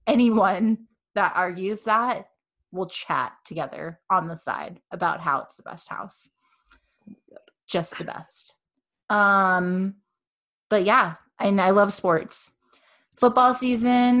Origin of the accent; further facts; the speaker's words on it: Fort Myers, Florida, United States; moved away as an adult; now in Orlando, United States; I'm not originally from Orlando. I'm a down south kind of girl, Fort Myers area, but I came up here to go to UCF